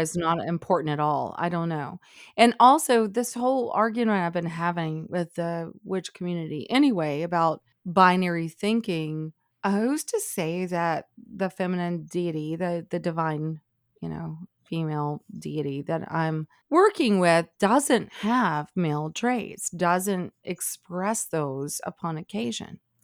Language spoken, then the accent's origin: English; Alabama, United States; growing up in Alabama